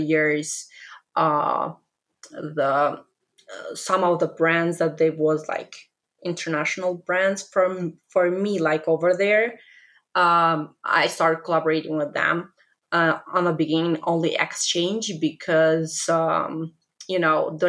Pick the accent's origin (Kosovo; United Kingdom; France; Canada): Kosovo; English is a second language; moved away as an adult; now in United States; I am from Kosovo, but I am Albanian. So while I was living in Kosovo, I started my blog